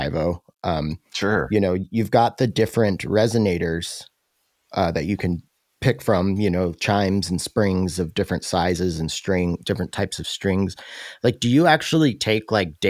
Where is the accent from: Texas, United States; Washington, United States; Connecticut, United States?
Washington, United States; Roslyn; I grew up in Roslyn